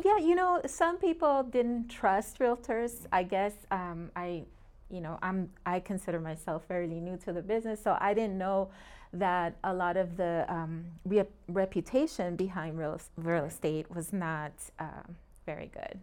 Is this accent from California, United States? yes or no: yes; Long Beach, California, United States; moved away as an adult; also born or lived in Puerto Rico / Springfield, Massachusetts; now in Phoenix, United States; I grew up in Long Beach.